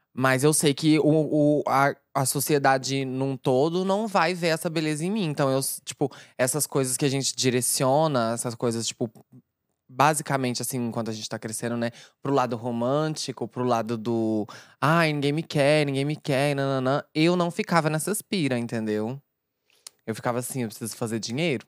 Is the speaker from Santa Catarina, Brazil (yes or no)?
no; Uberlândia, Minas Gerais, Brazil; now in São Paulo, Brazil; o meu background lá na minha cidade, Uberlândia